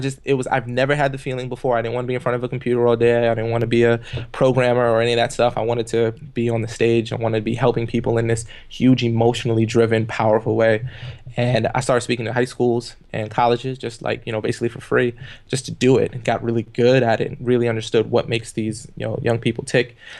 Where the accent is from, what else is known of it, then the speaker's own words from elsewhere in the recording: New York City, New York, United States; I grew up in the projects on welfare in the Canarsie, uh, area of Brooklyn